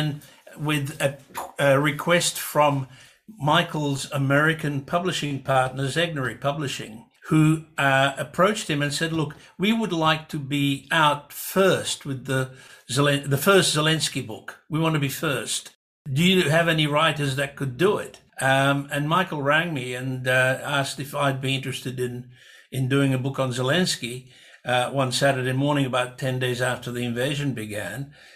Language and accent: English; Budapest, Hungary; now in Australia; if I were in my hometown in Budapest